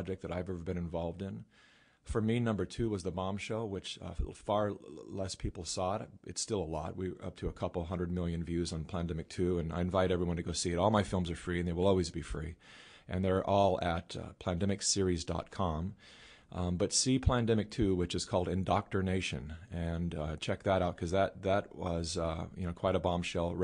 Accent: California, United States; I was born and raised in California

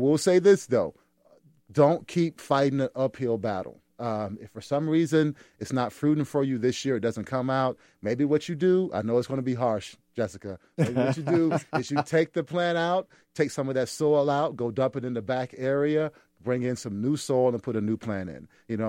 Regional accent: South Carolina, United States; I'm from South Carolina

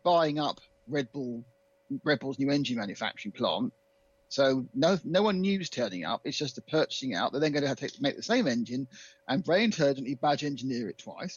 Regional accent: United Kingdom; I'm British

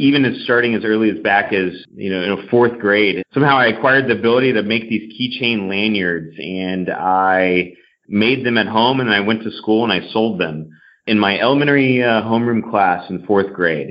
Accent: The Woodlands, Texas, United States; I grew up in Houston, Texas, actually just north of Houston in the Woodlands, Texas.

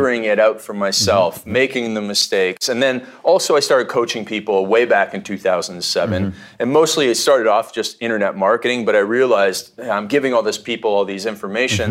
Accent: Canada; when I was growing up in Canada

